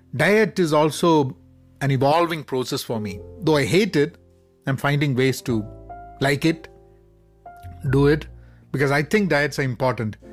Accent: Dubai, United Arab Emirates; growing up in Dubai

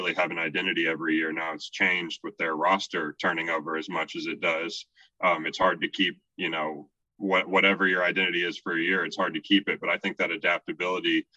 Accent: Houston and Austin, Texas, United States; I grew up in Houston and Austin

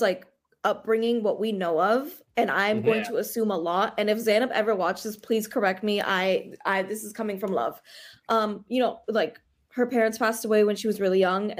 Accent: Texas, United States; I'm from Texas

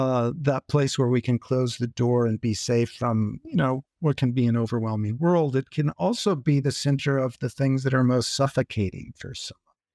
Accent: Intermountain West, United States; And I grew up in the Intermountain West too, which is a big place. You can't get away from it easily.

